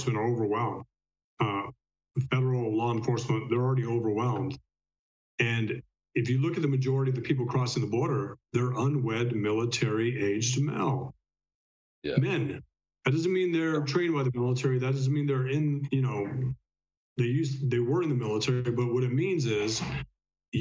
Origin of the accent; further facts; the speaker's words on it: El Paso, Texas, United States; I'm from El Paso, Texas